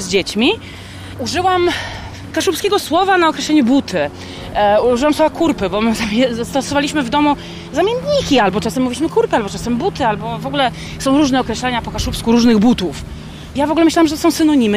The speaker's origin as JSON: {"language": "Polish", "area": "Kashubia", "region": "Pomeranian Voivodeship", "country": "Poland", "tie": "born or raised there", "said": "Wychowałam się w domu kaszubskim"}